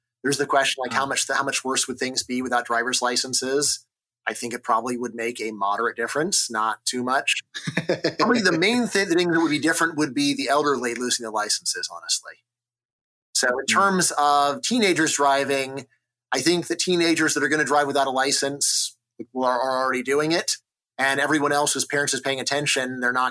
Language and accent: English; Los Angeles, California, United States; I grew up in Los Angeles back when my area was Reagan country